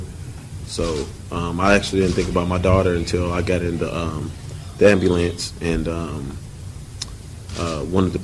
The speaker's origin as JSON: {"language": "English", "town": "Nashville", "region": "Tennessee", "country": "United States", "tie": "born or raised there", "said": "I'm from Nashville, my whole life, born and raised here, went to high school, college here"}